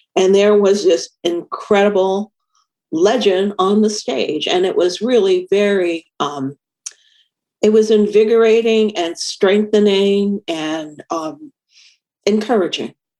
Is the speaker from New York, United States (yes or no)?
yes; New York City, New York, United States; I grew up in New York City